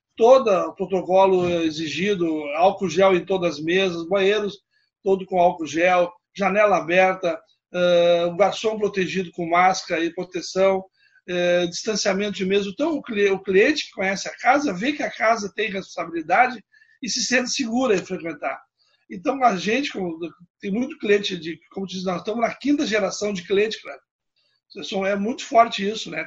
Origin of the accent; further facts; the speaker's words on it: Palmeira das Missões, Rio Grande do Sul, Brazil; moved away; also born or lived in Passo Fundo; eu nasci em Palmeiras das Missões, né? Depois meu pai sempre trabalhava na área de comércio